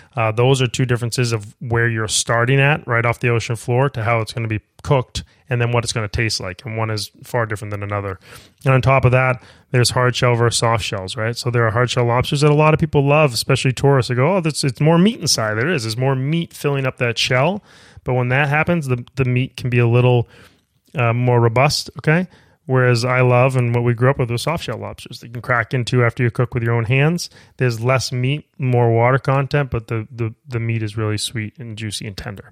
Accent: Maine, United States; moved away; growing up in Maine

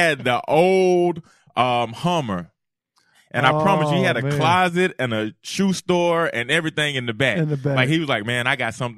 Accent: Cartersville, Georgia, United States; moved away as an adult; also born or lived in Auburn, Alabama / Miami, Florida; I'm a kid from Cartersville, Georgia

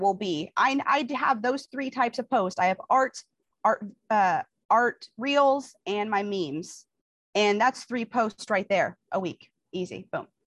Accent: Kansas City, United States; I'm from Kansas City. I live in Kansas City

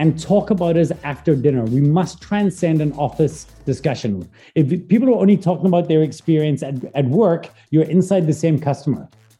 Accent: South Africa; also born or lived in Glasgow, Scotland; I'm a Scottish-born South African. I was born in Glasgow, Scotland. I moved when I was 9 to South Africa.

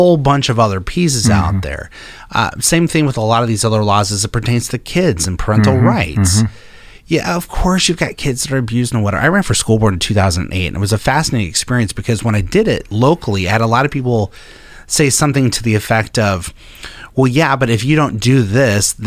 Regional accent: Denver, Colorado, United States; I grew up in Denver, Colorado

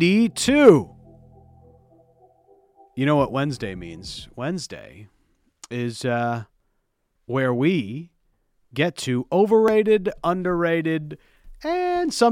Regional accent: Canada; we're Canadian

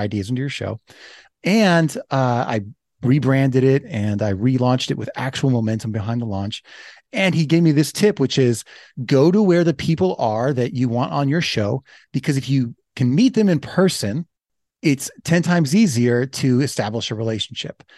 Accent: Los Angeles, California, United States; I'm from Los Angeles

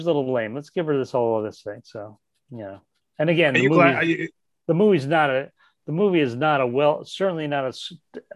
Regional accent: South Bend, Indiana, United States; moved away as an adult; I lived next to the mall growing up in Indiana

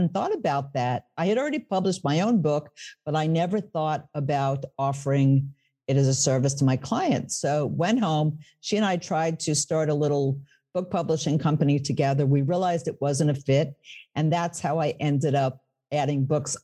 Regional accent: New York City, New York, United States; moved away as an adult; now in Northern New Jersey, United States; I was born in the Bronx, speaking of New York, lived in New York City, and now I'm across the river

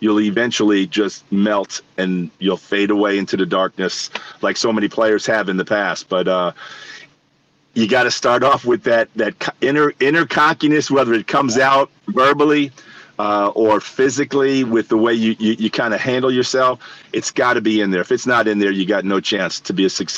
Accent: New York City, New York, United States; Like, I grew up in New York City. I watched Reggie hit all the home runs.

